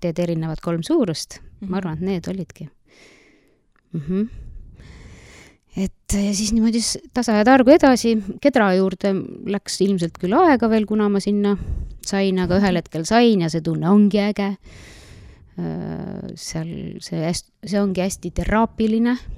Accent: Nõo, Tartu County, Estonia; tulen siitsamast Nõost põhimõtteliselt olen vist peaaegu kogu elu elanudki Nõos, välja arvatud kolm esimest aastat, kui ma olin Tartu linnapreilna no sündisin seal

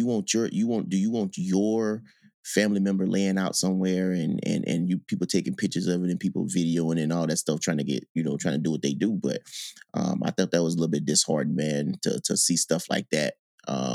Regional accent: Gulfport, Mississippi, United States; moved away as an adult; when I grew up in Mississippi

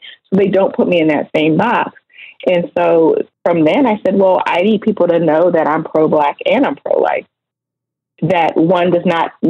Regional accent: Oberlin, Ohio, United States; I was raised in Oberlin, Ohio, and we are very proud of being a part of the Underground Railroad

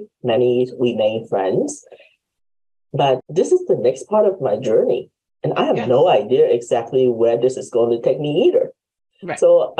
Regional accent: Hong Kong; moved away; because I am originally from Hong Kong. Mm-hmm. So my parents came because my grandparents were here. So they applied for us and sponsored for us to come over.

